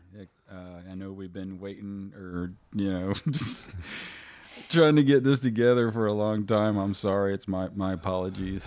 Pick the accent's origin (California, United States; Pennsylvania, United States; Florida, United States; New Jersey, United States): Florida, United States; Titusville; I grew up in Titusville, Florida